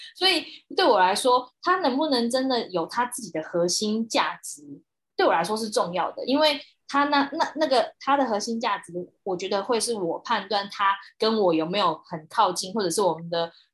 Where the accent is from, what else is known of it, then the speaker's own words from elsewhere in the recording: Taiwan; 我认为我是一个台湾人